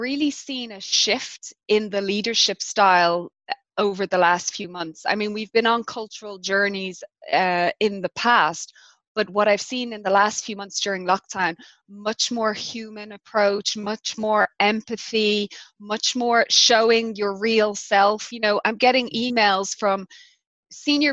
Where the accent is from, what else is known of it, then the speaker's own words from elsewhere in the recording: Ireland; also born or lived in London, United Kingdom / Zurich, Switzerland; now in South Africa; as an Irish person